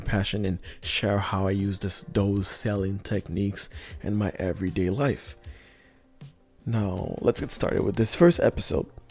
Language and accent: English; Montreal, Quebec, Canada; I am from Montreal in Canada